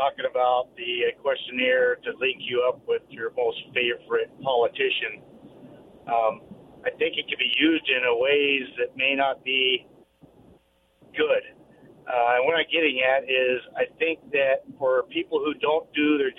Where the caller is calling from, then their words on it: Kennewick, Washington, United States; Hey, guys … from Kennewick.